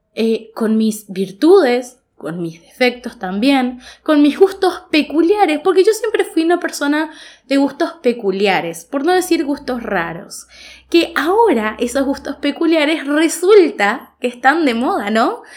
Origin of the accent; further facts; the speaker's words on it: Goya, Corrientes, Argentina; moved away as an adult; now in Corrientes, Argentina; yo soy de la ciudad de Goya